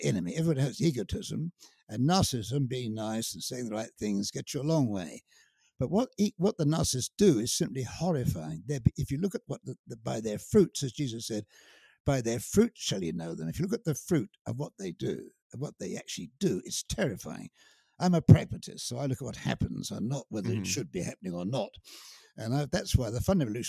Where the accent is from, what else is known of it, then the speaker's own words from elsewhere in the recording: United Kingdom; I am British, and I can't seem to help that. It's my inheritance.